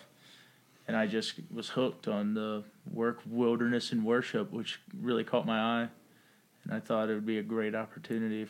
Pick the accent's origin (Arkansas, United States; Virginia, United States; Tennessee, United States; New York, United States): Virginia, United States; Richmond; I'm from Richmond, Virginia